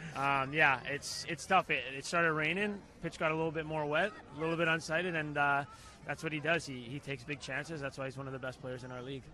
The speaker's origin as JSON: {"language": "English", "country": "Canada", "tie": "born or raised there", "said": "in Canada, in my hometown"}